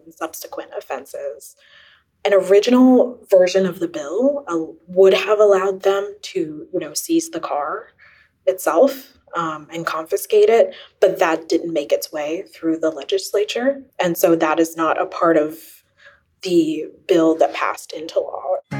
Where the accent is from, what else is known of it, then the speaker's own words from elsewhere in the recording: Philadelphia, Pennsylvania, United States; I'm originally from the Roxborough Manayunk area